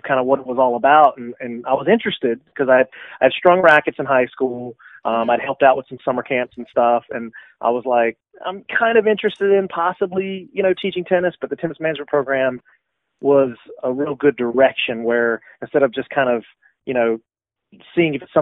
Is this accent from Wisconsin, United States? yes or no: no; St. Pauls, North Carolina, United States; now in Camden, United States; I'm originally from a small town in southeastern North Carolina called St. Paul's, which is basically halfway between Fayetteville and Lumberton, North Carolina